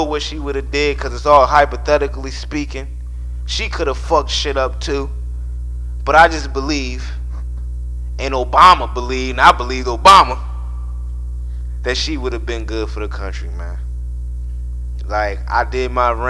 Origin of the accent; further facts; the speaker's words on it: Baltimore, Maryland, United States; also born or lived in Philadelphia, Pennsylvania; I'm from Philly, but, you know, I was raised in Baltimore